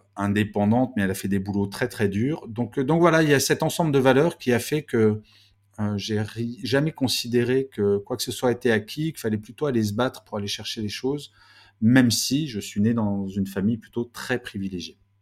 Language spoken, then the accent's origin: French; Grenoble, Auvergne-Rhône-Alpes, France; Je suis né à Grenoble